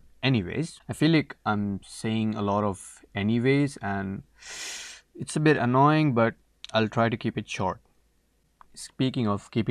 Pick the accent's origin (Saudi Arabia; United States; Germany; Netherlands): Saudi Arabia; also born or lived in India; now in Canada; I am an international student studying in Canada, Newfoundland, to be precise. And I am basically from India, but I was brought up in Saudi Arabia.